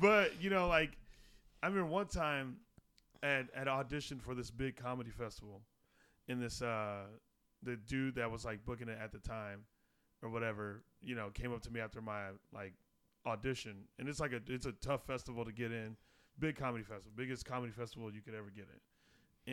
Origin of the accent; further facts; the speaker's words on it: Arizona, United States; growing up in Arizona